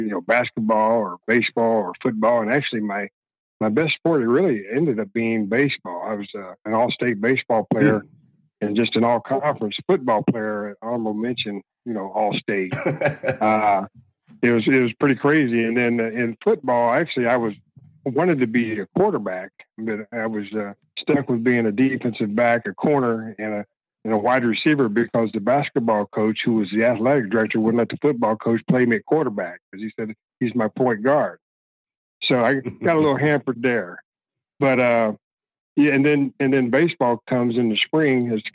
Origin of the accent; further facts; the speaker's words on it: Missouri, United States; also born or lived in Des Moines, Iowa; moved back to my hometown of Missouri and got a coaching and teaching job in Joplin, Missouri.